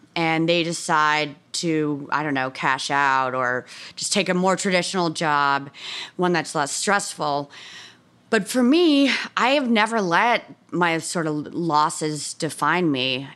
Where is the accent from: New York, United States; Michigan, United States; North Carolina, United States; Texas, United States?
New York, United States; Bronxville; I'm from Bronx, Hill, New York, uh, you know, a suburb thirty minutes north of New York City